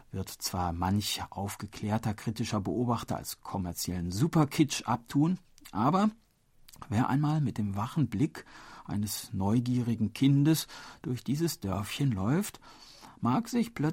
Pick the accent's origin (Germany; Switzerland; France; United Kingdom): France; German is a second language; Nun, ob ich mich als Franzose hier heimisch fühlen würde, weiß ich nicht.